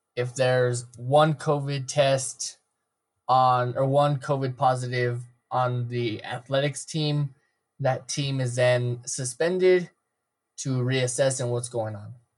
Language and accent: English; Mountainair, New Mexico, United States; I was raised in Mountain Air, where the only thing we can draw is cow patties